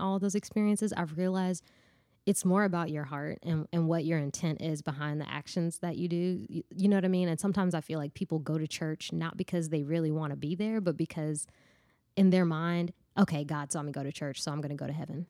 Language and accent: English; Nashville, Tennessee, United States; I'm from Bordeaux